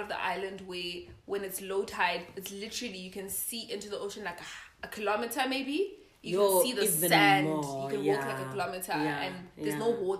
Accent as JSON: {"language": "English", "town": "Johannesburg", "region": "Gauteng", "country": "South Africa", "said": "Oh, we're from Joburg."}